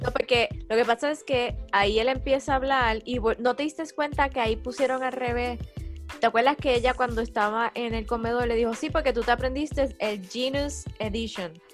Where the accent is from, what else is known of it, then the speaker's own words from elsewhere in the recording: Cabo Rojo, Puerto Rico; vengo con palabras de Cabo Rojo